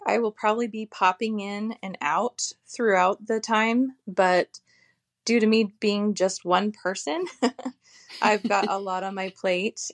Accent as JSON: {"language": "English", "town": "Phoenix", "region": "Arizona", "country": "United States", "tie": "born or raised there", "moved": "yes", "lives_now": "Cashton, United States", "said": "I grew up in the desert, I grew up in the Phoenix area"}